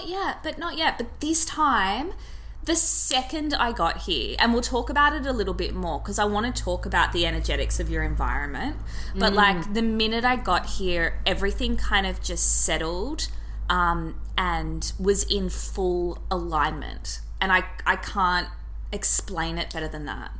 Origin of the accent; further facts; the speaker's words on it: Sydney, New South Wales, Australia; also born or lived in Byron Bay; I grew up in Bondi